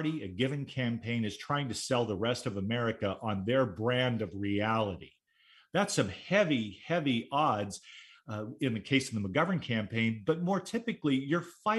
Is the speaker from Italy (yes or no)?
no; Fullerton, California, United States; I grew up in Fullerton, California, in the heart of Orange County, there 7 miles from Disneyland